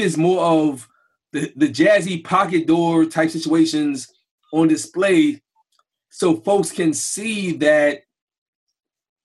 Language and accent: English; New York City, New York, United States; I grew up in Brownsville and Crown Heights without nothing.